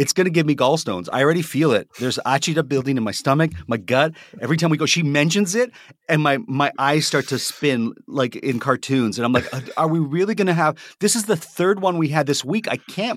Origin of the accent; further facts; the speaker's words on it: Toronto, Ontario, Canada; I'm from Toronto